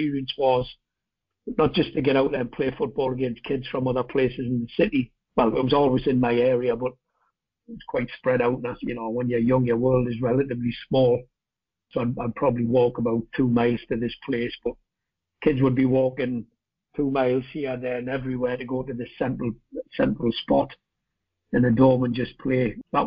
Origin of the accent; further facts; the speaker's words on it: Newcastle upon Tyne, North East England, United Kingdom; St James's Park, home of Newcastle United, that's my hometown team